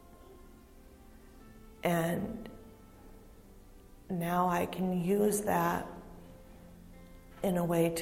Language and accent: English; Hudson Falls, New York, United States; I'm from Hudson Falls, and I've been going to New Hope on and off for 7 years